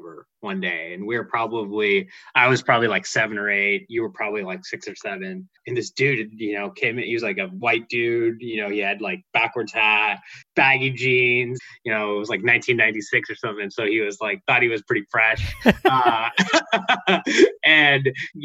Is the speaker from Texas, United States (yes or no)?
no; Santa Cruz, California, United States; now in San Francisco Bay Area, United States; We're growing up in Santa Cruz, where like, you know, everyone's white